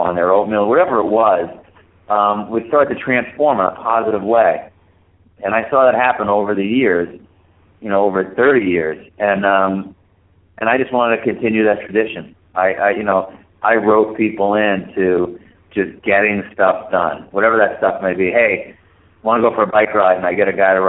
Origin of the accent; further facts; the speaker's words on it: Vermont, United States; in Vermont, my hometown